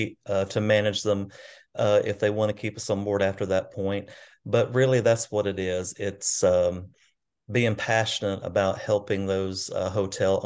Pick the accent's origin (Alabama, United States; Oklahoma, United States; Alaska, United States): Alabama, United States; Arab; now in Gadsden, United States; I grew up in North Alabama, in a town called Arab, Alabama, about population about 7,000 maybe. So small hometown